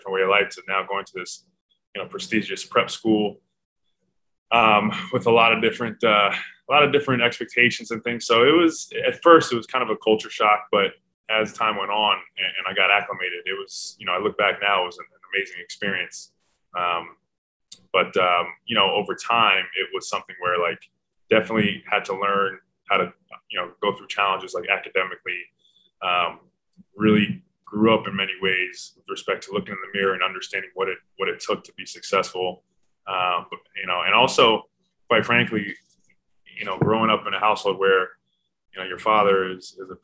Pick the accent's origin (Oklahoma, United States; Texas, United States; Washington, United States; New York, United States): New York, United States; New York City; moved away as an adult; born and raised in New York City